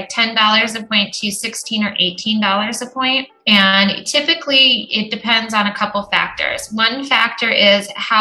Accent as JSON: {"language": "English", "region": "Arizona", "country": "United States", "said": "I'm from Arizona"}